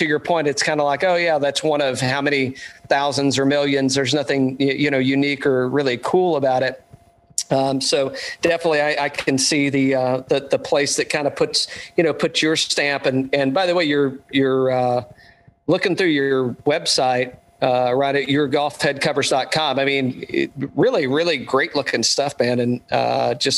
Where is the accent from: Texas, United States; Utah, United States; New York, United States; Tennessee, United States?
Tennessee, United States; East; I'm originally from East Tennessee